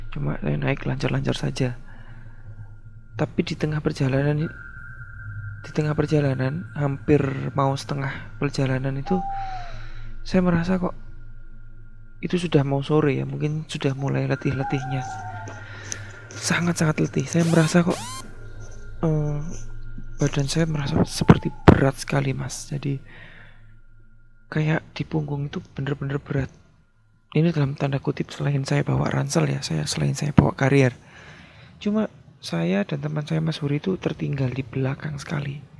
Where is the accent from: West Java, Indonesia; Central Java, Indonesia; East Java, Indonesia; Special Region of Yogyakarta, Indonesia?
Central Java, Indonesia; Blora; now in Sidoarjo, Indonesia; Saya tinggal di daerah Sidoarjo, tapi asal saya di Jawa Tengah, kota Blora.